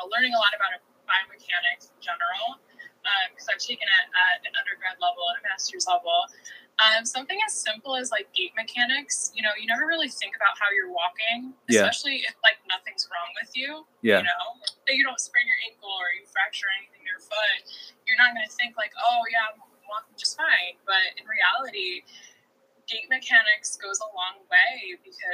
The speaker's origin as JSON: {"language": "English", "town": "Toledo", "region": "Ohio", "country": "United States", "also_born_or_lived": "Detroit, Michigan", "moved": "as an adult", "said": "I'm originally from Toledo, Ohio"}